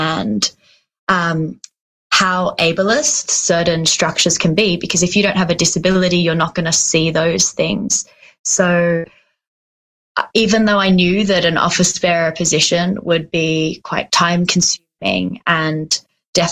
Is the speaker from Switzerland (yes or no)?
yes; Switzerland; now in Australia; I grew up in Switzerland